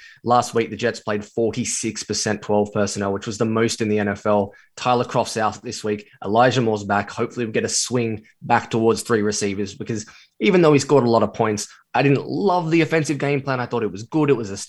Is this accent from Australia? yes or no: yes; Australia; I'm not from London. I'm from Australia, as Scott mentioned.